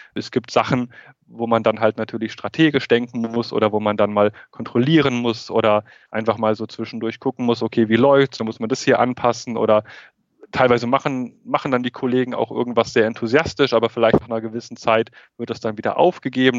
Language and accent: German; Germany; moved away as an adult; now in Beijing, China; da, wo ich herkomme, da, wo meine Wurzeln sind, das ist immer noch Deutschland und das ist meine Heimat